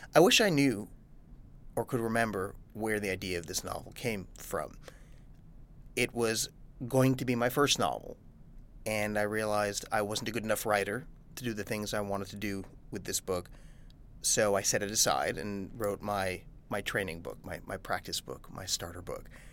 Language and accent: English; New York, United States; I'm a New Yorker